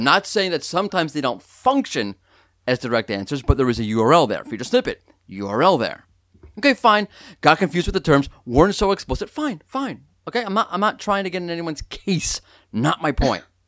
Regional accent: New York, United States; I'm a New Yorker

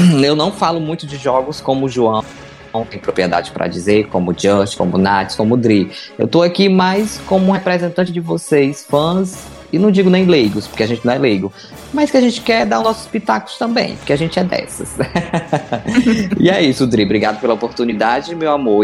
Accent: Mexico; Portuguese is a second language; moved away as an adult; now in Brazil; no meu país de origem, né, do México, eu sou mexicano, mas eu vim pro Brasil há, há, uns 12 anos, mais ou menos

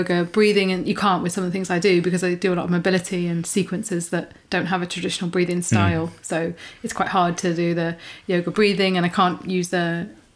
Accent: United Kingdom; as in British

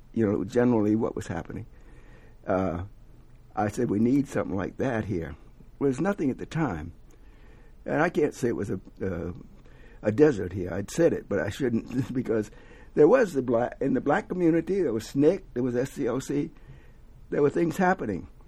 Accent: the South, United States; also born or lived in New York; now in Atlanta, United States; I'm from the South originally

